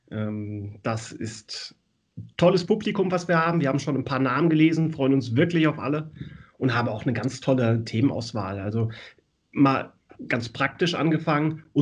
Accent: Hesse, Germany; born there; moved away as an adult; now in Hamburg, Germany; Ich bin, also ich bin ja gebürtig aus der Nähe von Wiesbaden und bin aus der Torwartschule von Bad Schwalbach und SG Wallau Massenheim entsprungen

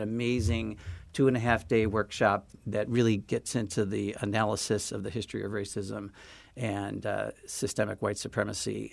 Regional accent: St. Louis, Missouri, United States; now in Chicago, United States; I grew up in Saint Louis

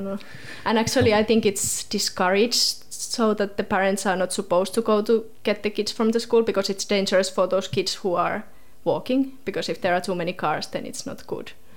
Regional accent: Southern Finland, Finland; moved away as an adult; also born or lived in Helsinki, Finland; now in Tasmania, Australia; I was born in Helsinki, in, in the capital city, but before I started school, we moved to a really rural place it's one hour from Helsinki, so still in southern Finland.

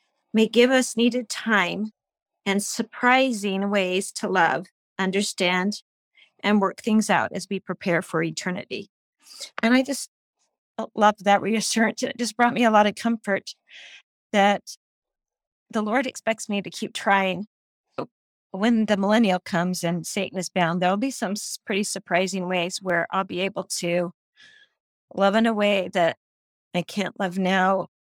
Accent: Sandy, Utah, United States; I'm from Utah, Sandy, Utah.

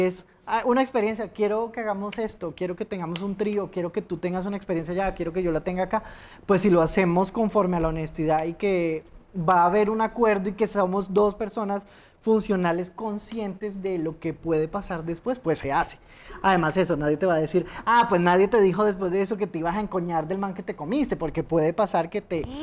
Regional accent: Neiva, Huila, Colombia; moved away as an adult; also born or lived in Bogotá; yo estaba en mi ciudad natal, origen Neiva

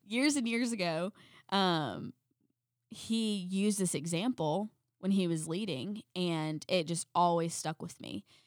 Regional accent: South Carolina, United States; We're from South Carolina

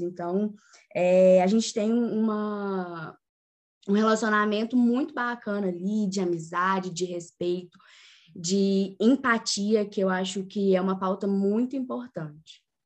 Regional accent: São João del-Rei, Minas Gerais, Brazil; Também sou de natural de São João Del Rei

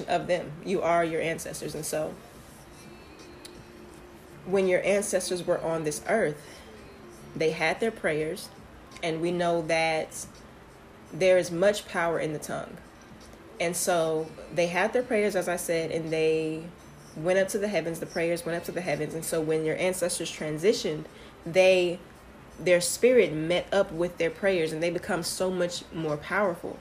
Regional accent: Houston, Texas, United States; I am from Houston, Texas

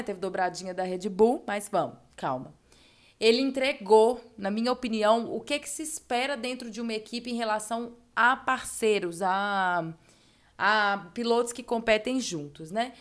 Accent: Brazil; que somos brasileiros

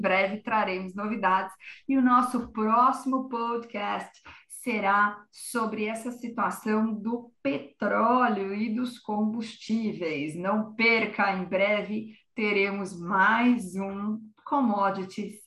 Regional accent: Brazil; como brasileiros

